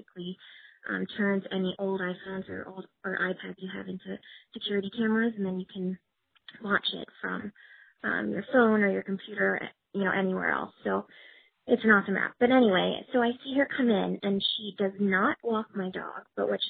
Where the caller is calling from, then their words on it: New York City, New York, United States; I'm calling from Brooklyn, New York